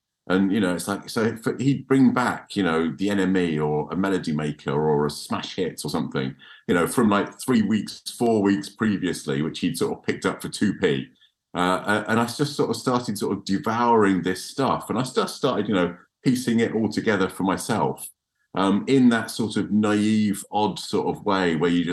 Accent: Chelmsford, East of England, United Kingdom; I grew up in Chelmsford in Essex

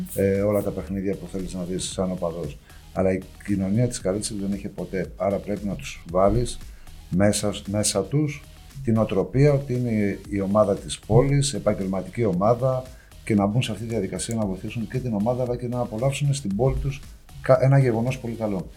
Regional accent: Karditsa, Thessaly, Greece; moved away

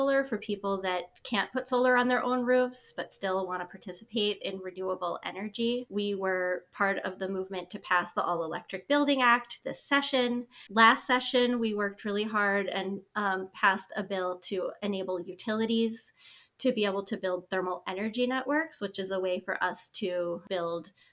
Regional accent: West Virginia, United States; I was born in West Virginia in a beautiful part of the state that is really unspoiled by a lot of the extraction that we see in other parts of West Virginia.

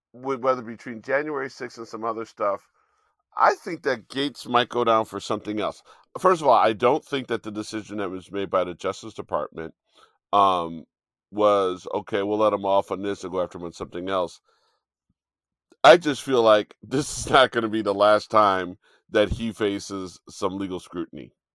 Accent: Chicago, Illinois, United States; Chicago is technically my hometown 'cause I was born in Chicago

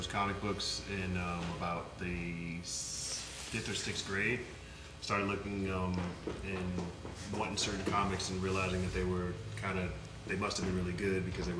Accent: Washington, District of Columbia, United States; now in Portland, United States; I'm not from Portland, I'm from D.C., DMV

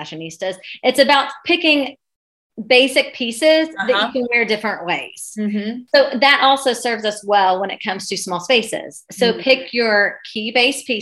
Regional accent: Ohio, United States; moved away as an adult; now in Lexington, United States; I'm from Ohio

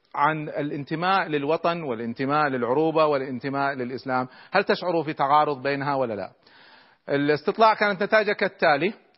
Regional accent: Kuwait; احنا عندنا في الكويت

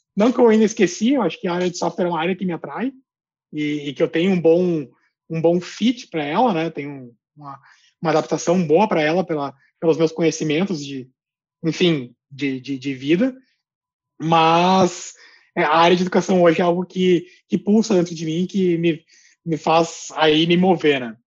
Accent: Gaúcho, Rio Grande do Sul, Brazil; also born or lived in Colombia; como um bom gaúcho

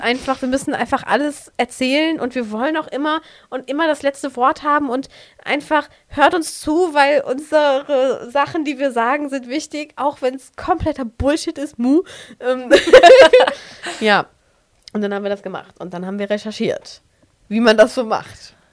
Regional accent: Aachen, North Rhine-Westphalia, Germany; Wir kommen übrigens aus Aachen

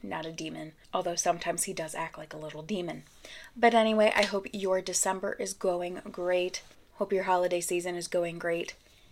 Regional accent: Michigan, United States; Michigan, my home state

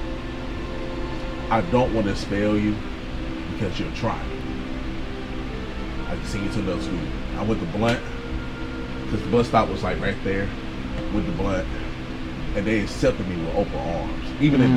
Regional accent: Mobile, Alabama, United States; Growing up in Tumbleville

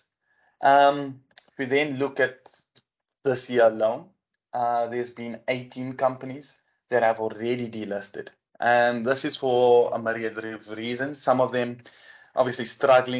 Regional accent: Port Elizabeth, Eastern Cape, South Africa; also born or lived in Johannesburg; I'm from Tabega, Port Elizabeth, as it was known.

